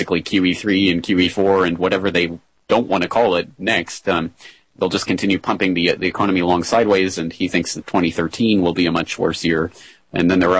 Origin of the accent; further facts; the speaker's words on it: Calgary, Alberta, Canada; my hometown of Calgary in Alberta, Canada